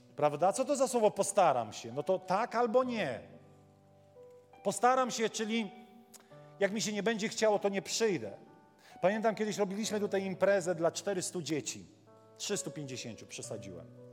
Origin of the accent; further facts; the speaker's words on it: Warmian-Masurian Voivodeship, Poland; ja z Mazur pochodzę